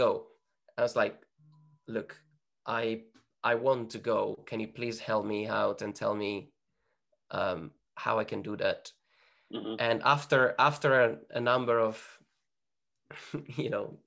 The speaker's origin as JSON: {"language": "English", "region": "northern Italy", "country": "Italy", "tie": "born or raised there", "moved": "yes", "said": "the place that I was born in Northern Italy"}